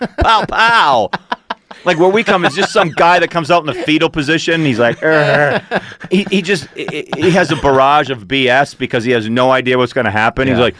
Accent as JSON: {"language": "English", "region": "Maine", "country": "United States", "said": "I'm from Maine. I don't know. I'm like, I'll just park out front."}